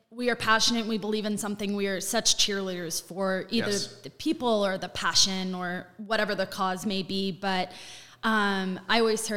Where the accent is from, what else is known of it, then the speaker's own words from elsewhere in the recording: Orlando, Florida, United States; moved away as an adult; also born or lived in Detroit, Michigan; I'm actually from Orlando, Florida, cul-de-sacs and chain restaurants